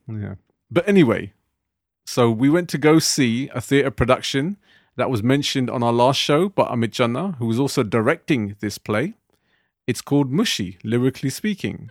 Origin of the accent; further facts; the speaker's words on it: United Kingdom; being British Asians today